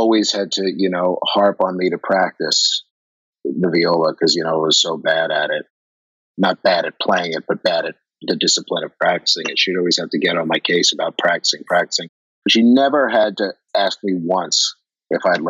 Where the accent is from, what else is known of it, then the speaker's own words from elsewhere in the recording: Long Island, New York, United States; I grew up on Long Island